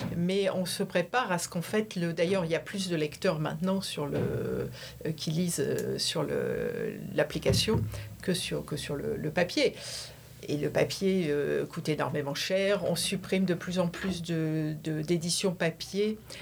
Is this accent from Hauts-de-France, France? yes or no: yes; Valenciennes, Hauts-de-France, France; moved away as an adult; also born or lived in Paris / New York / Washington; now in San Francisco, United States; je suis originaire du Nord, de Valenciennes